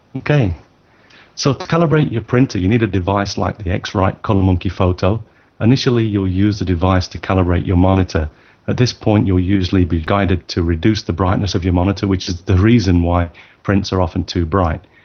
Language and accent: English; United Kingdom; now in Tokyo, Japan; I'm a British born photographer based in Tokyo